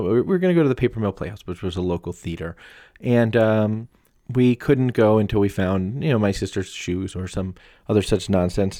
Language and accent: English; United States; I'm from America